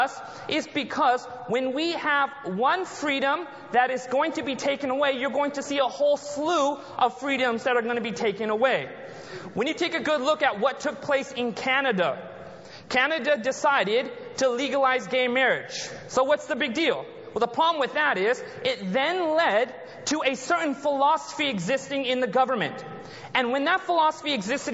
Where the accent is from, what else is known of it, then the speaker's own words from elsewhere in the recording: Anaheim, California, United States; I was born and raised in the United States. Born in Southern California, the city of Anaheim, close to Disneyland